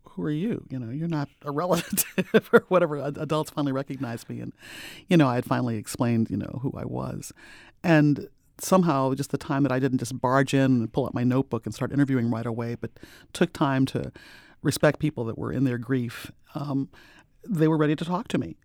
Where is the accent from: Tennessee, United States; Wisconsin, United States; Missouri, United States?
Missouri, United States; St. Louis; I'm from Saint Louis.